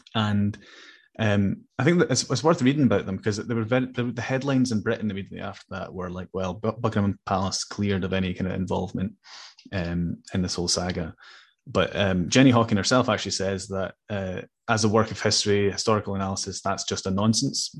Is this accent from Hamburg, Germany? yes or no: yes; Hamburg, Germany; now in Scotland; I was born in Germany, so I, I'm also an adopted Scot in a way